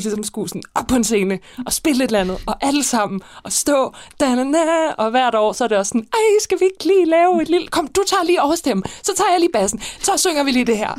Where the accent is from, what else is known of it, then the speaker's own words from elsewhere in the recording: Copenhagen, Capital Region of Denmark, Denmark; also born or lived in Roskilde / Gladsaxe / Hellerup; jeg har faktisk boet rigtig mange forskellige steder. Øh, jeg har boet, jeg voksede op på Christianshavn og Vesterbro